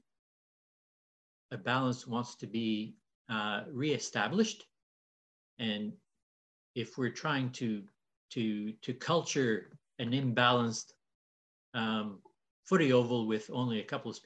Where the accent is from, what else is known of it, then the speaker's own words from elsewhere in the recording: Canada; moved away as an adult; now in Australia; you'll see that I talk funny. I came from Canada 17 years ago today